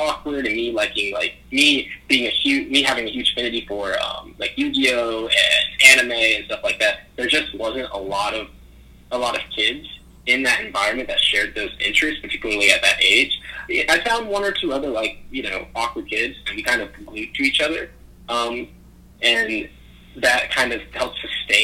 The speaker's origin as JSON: {"language": "English", "town": "Charlotte", "region": "North Carolina", "country": "United States", "tie": "born or raised there", "also_born_or_lived": "Manhattan, New York", "said": "I was born in Manhattan, New York. And around the year 2000, I kind of made my move down here to Charlotte, North Carolina, kind of involuntarily so, because my parents were coming down here for economic opportunities"}